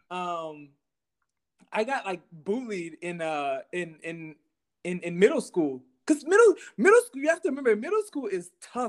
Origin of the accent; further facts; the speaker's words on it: Texas, United States; I mean, I grew up in Texas playing a lot of soccer.